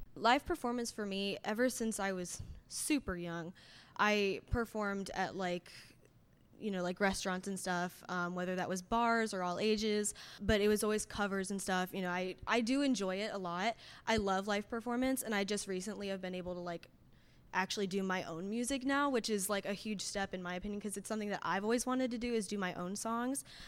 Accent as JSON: {"language": "English", "town": "Fishers", "region": "Indiana", "country": "United States", "said": "I'm a singer-songwriter from Fishers, Indiana"}